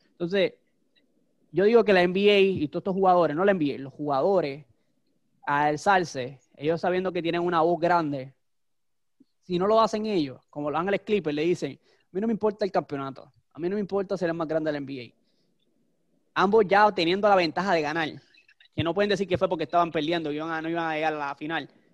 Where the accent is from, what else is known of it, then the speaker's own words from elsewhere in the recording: Puerto Rico; como fanático boricua